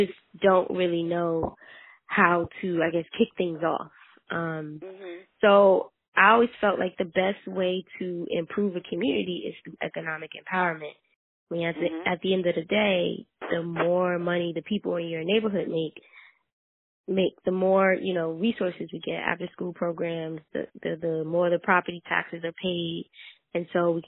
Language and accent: English; North New Jersey, United States; So I grew up in North New Jersey. I mostly grew up in the South Ward of North New Jersey